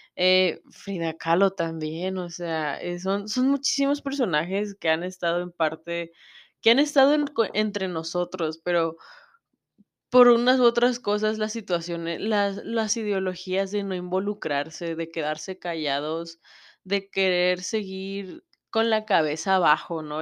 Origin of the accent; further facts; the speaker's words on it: Mexico; yo sé cómo es la situación en mi país, yo sé cómo es la situación en México